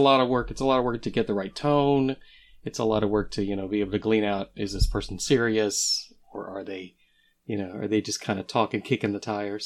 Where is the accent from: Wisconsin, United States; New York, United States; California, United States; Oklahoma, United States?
Oklahoma, United States; I grew up in Oklahoma